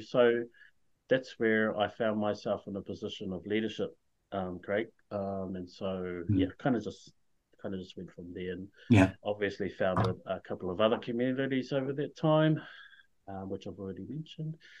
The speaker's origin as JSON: {"language": "English", "town": "Whakatane", "region": "Bay of Plenty", "country": "New Zealand", "tie": "born or raised there", "moved": "yes", "lives_now": "Hamilton, New Zealand", "said": "I was born and raised in Whakatane, but I currently live in Hamilton with my wife and four kids"}